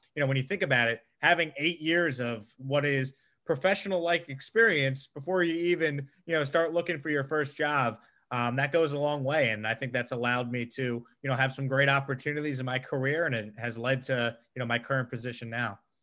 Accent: Long Island, New York, United States; now in Houston, United States; I grew up on Long Island, uh, South

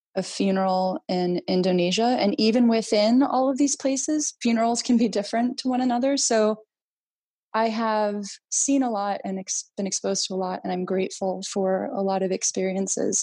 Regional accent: United States; also born or lived in Greece; I was born in uh, the United States

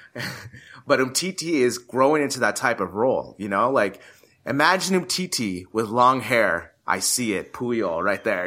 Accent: United States; me being American

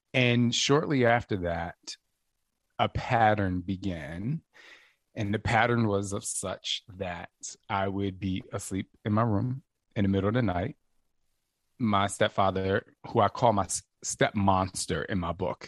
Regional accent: New Jersey, United States; also born or lived in Los Angeles, United States / New York, United States; now in Phoenix, United States; I'm from Jersey

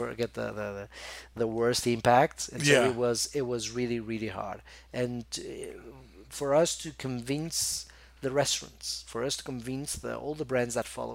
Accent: Porto, Norte, Portugal; moved away as an adult; also born or lived in Lisbon / Macau / Barcelona / London; my hometown is Porto

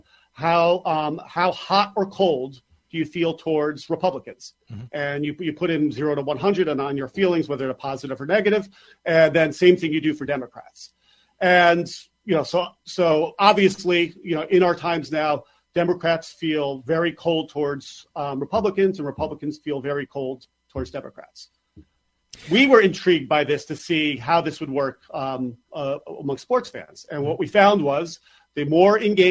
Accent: New York, United States; as a New Yorker

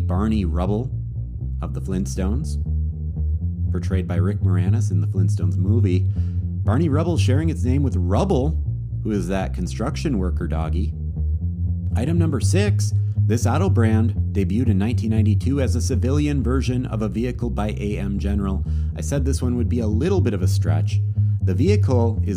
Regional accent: Wisconsin, United States; now in Minnesota, United States; Wisconsin, my home state

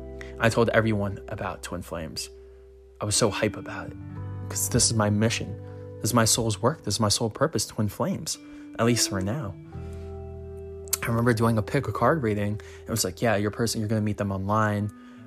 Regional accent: Philippines; I was from the Philippines, and I got her a bracelet.

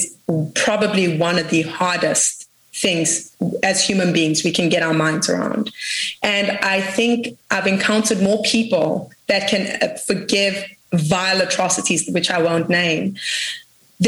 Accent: South Africa; I come from South Africa.

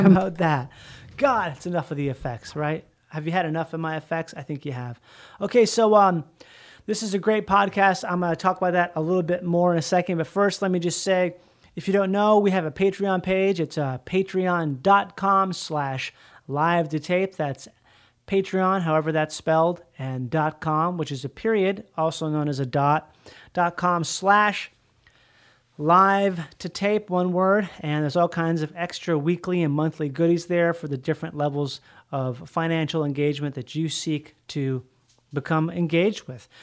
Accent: Rochester, Minnesota, United States; I grew up in Minnesota where there's all these doctors and stuff in Rochester, Minnesota

